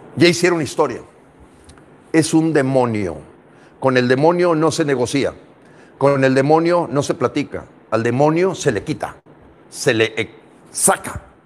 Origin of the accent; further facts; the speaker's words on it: Mexico; Somos mexicanos